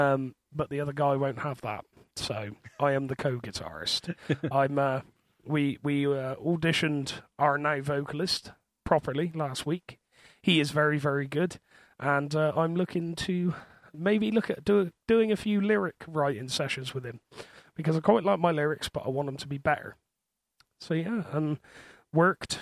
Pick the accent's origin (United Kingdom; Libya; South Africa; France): United Kingdom; Bristol, South West England; accent: thick Bristol accent; I am from Bristol. Because of my thick accent, I'm sure you've worked that out already.